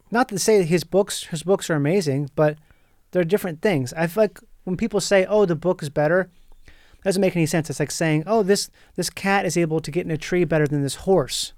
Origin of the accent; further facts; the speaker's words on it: Minnesota, United States; moved away as an adult; also born or lived in Florida; now in Los Angeles, United States; I grew up in Minnesota, went to high school there